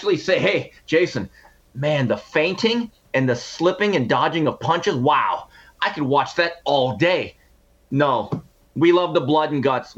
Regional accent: Montebello, California, United States; as a young man growing up in Montebello, California.

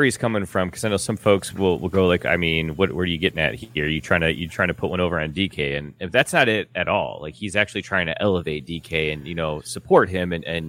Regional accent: United States; I'm an American in 2021.

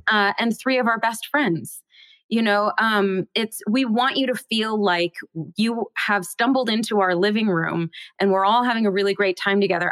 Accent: Bellevue, Washington, United States; I grew up in Seattle, well, just outside of Seattle in Bellevue, Washington

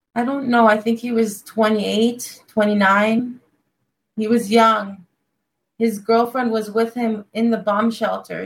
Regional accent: Los Angeles, California, United States; I'm from Los Angeles, California

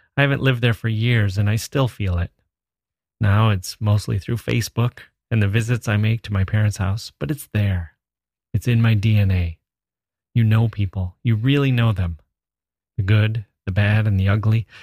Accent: rural Wisconsin, United States; moved away; I'm a guy from Wisconsin originally, rural Wisconsin.

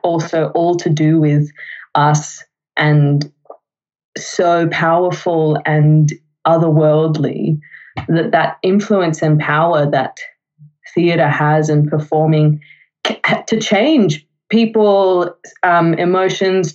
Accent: Melbourne, Victoria, Australia; I lived in Melbourne, have lived in Melbourne whole time.

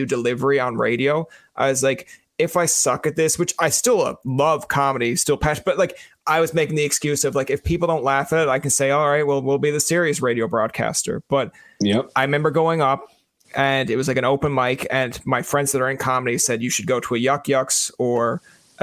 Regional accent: Newfoundland and Labrador, Canada; I'm from Newfoundland

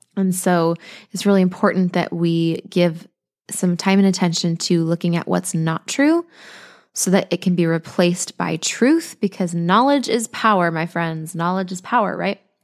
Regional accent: Colorado, United States; now in Costa Rica; we're from Colorado, but we're here in Costa Rica

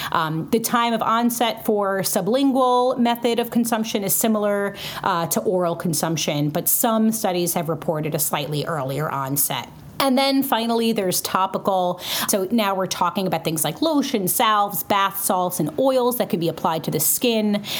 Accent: New York City, New York, United States; also born or lived in Florida; now in Western Massachusetts, United States; I'm from Brooklyn, but I lived in Florida for six years and now I live in Western Massachusetts.

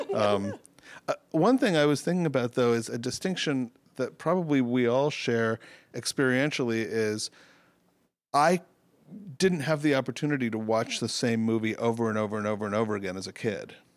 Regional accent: New York City, New York, United States; I grew up in New York City.

